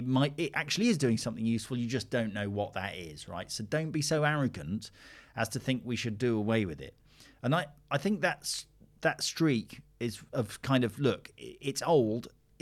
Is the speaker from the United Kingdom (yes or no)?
yes; United Kingdom; We're British